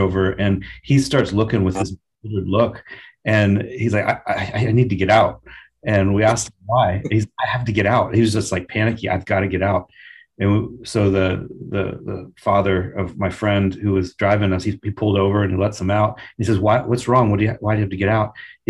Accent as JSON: {"language": "English", "country": "Kenya", "tie": "born or raised there", "said": "A story when I was growing up in Kenya, actually experienced it."}